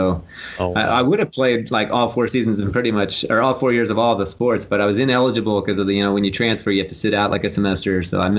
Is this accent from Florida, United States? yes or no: no; West Virginia, United States; also born or lived in Atlanta, Georgia, United States; No, I was born in Atlanta, Georgia, but I moved when I was 3 years old. So I don't remember Atlanta, and we kind of moved around a bit, but we settled in West By God, Virginia.